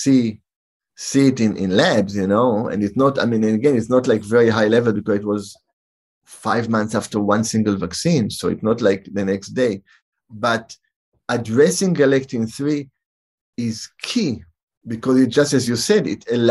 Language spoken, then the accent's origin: English; Israel; moved away; also born or lived in San Francisco; I grew up in Israel